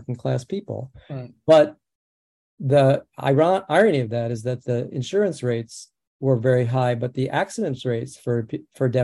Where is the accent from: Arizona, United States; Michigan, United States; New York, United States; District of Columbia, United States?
New York, United States; New York City; first language American Sign Language; I grew up in the Bronx.